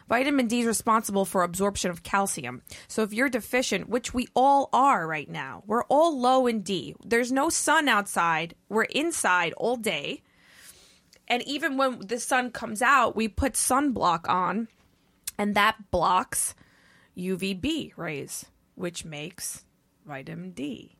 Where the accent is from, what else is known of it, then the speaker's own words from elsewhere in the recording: New York City, New York, United States; I grew up in New York City